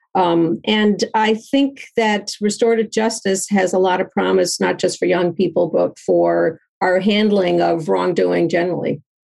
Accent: Chicago, Illinois, United States; in Chicago, my hometown

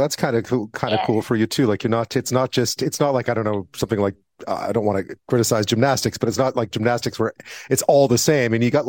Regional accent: Montreal, Quebec, Canada; I grew up in Montreal, but it was pretty monocultural.

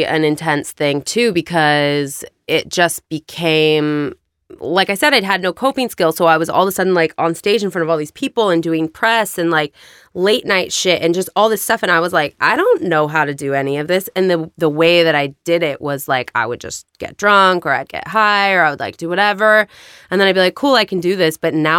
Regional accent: La Crescenta, California, United States; No. I grew up in La Crescenta.

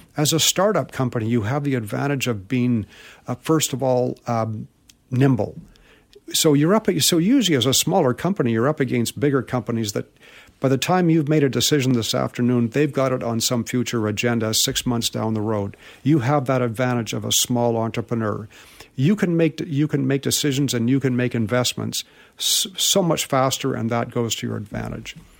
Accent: Vancouver, British Columbia, Canada; I was born in Vancouver and grew up here in Vancouver

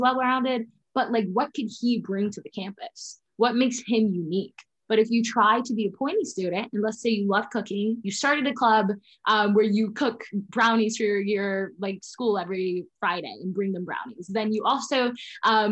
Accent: Jamaica; moved away; I am originally from Jamaica. So I would go down to Jamaica once a year

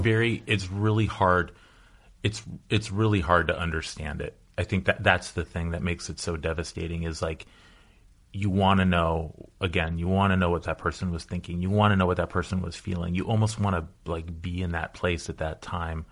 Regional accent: Los Angeles, California, United States; I'm a lifer. I grew up in the Pacific Palisades

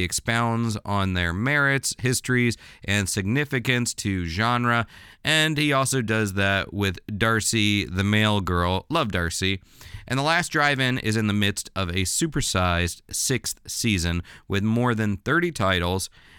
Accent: Orlando, Florida, United States; When I was a kid growing up in Orlando, Florida

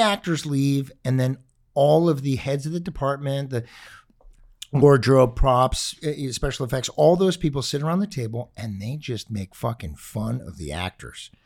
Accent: Los Angeles, California, United States; We grew up in the Palisades

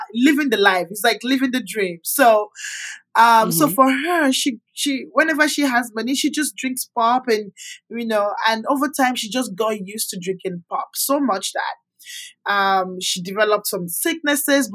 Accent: Nigeria; also born or lived in Calgary, Canada; now in Houston, United States; And I grew up with my grandma back in Nigeria. I'm from Nigeria.

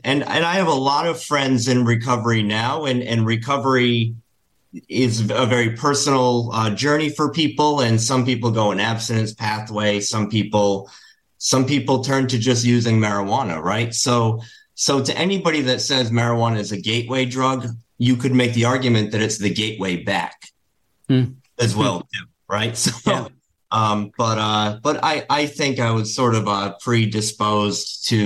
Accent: Rhode Island, United States; I was born in Rhode Island in the States

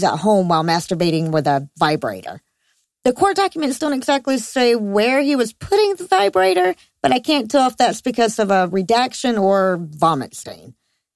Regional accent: United States; my home country

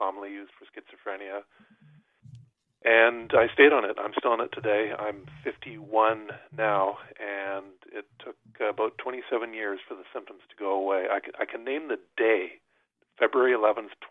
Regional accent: New Brunswick, Canada; I grew up in New Brunswick in a small town

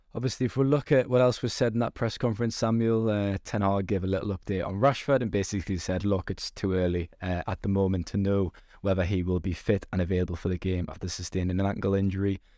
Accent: Newcastle upon Tyne, North East England, United Kingdom; I am actually from Newcastle. You can probably tell by my accent

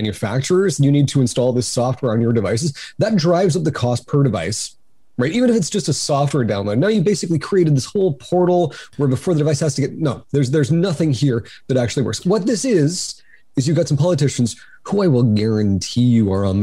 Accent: Cambridge, Ontario, Canada; I come from Cambridge, Ontario

